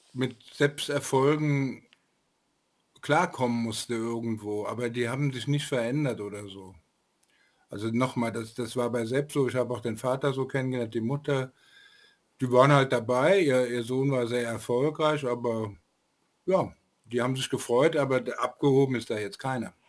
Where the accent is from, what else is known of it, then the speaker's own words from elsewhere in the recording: Frankfurt, Hesse, Germany; der kam mir als Frankfurter auch sehr bekannt vor.